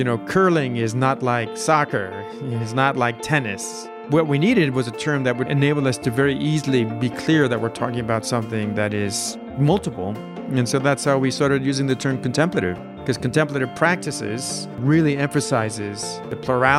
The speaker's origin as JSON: {"language": "English", "town": "New York City", "region": "New York", "country": "United States", "tie": "born there", "said": "Okay. Well, I was born in New York City."}